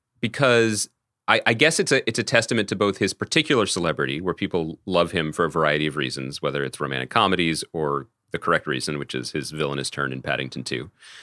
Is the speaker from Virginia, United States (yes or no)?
no; Philadelphia, Pennsylvania, United States; I'm from Philadelphia, too.